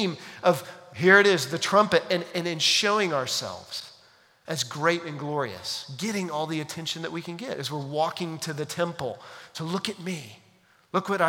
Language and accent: English; United States; we as American 21st century Christians